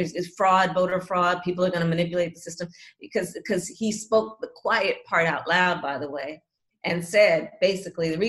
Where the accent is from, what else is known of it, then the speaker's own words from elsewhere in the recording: California, United States; I'm from California